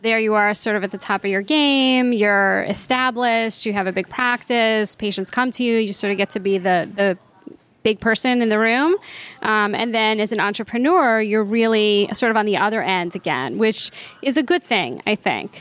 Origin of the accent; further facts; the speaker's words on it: New York, United States; I grew up in New York and went to NYU Med School